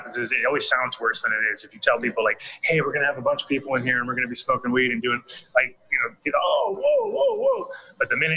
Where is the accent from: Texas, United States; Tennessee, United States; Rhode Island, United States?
Rhode Island, United States; moved away; I grew up in New England too, so it's sort of the same for me. When I go back to Rhode Island